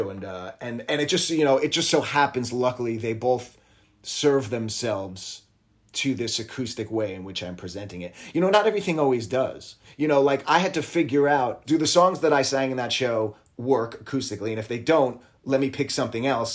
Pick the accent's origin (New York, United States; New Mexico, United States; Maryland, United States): New York, United States; New York City; also born or lived in Long Island; I grew up in New York City and Long Island